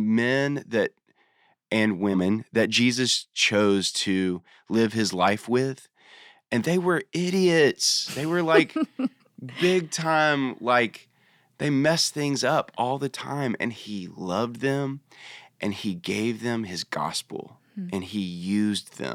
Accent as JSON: {"language": "English", "town": "Nashville", "region": "Tennessee", "country": "United States", "tie": "born or raised there", "said": "I was born in Nashville. So Nashville has always been my home"}